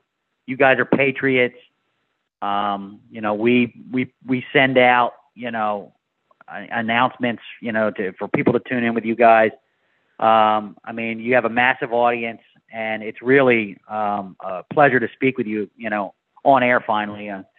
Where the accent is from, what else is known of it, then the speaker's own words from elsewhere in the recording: Philadelphia, Pennsylvania, United States; moved away; I'm from Philadelphia